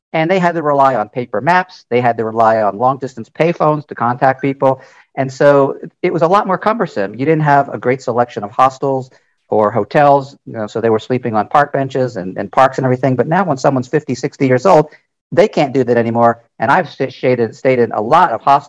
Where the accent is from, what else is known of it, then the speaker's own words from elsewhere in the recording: United States; I'm 68 years old, born in the United States, and my mother was Hungarian